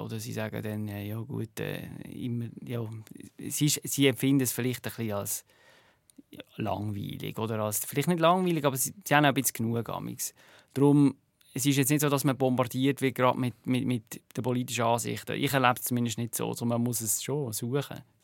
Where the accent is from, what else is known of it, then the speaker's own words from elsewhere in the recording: Switzerland; now in United States; hier in der Schweiz